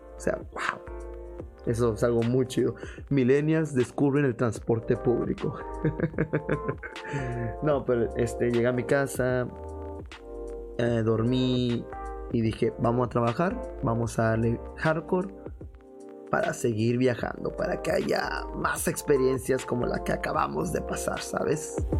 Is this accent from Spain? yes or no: no; Mexico; como buenos mexicanos